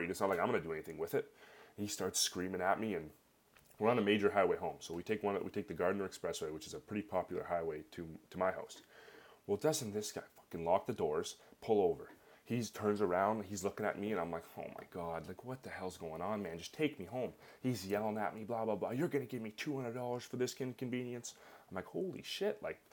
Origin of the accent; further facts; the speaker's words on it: Canada; I'm Canadian